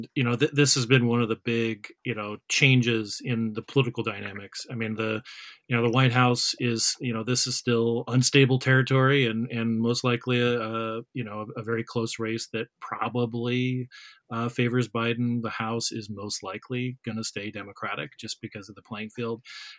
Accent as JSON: {"language": "English", "region": "Arizona", "country": "United States", "said": "I'm from Arizona."}